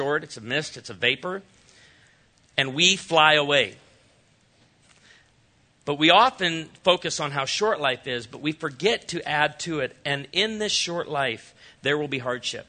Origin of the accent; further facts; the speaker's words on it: Chicago, Illinois, United States; I was raised in Chicago